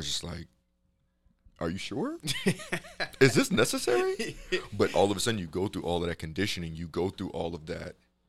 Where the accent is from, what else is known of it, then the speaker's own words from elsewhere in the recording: Chicago, Illinois, United States; So I'm from Chicago.